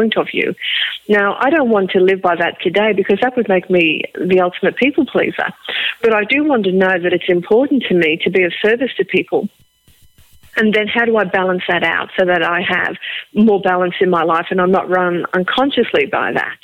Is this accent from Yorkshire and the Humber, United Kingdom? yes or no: no; Liverpool, North West England, United Kingdom; accent: Liverpool; now in Australia; my Liverpool accent